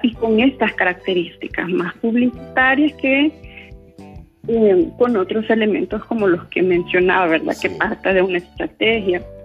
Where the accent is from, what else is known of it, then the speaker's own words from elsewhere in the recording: El Salvador; como población salvadoreña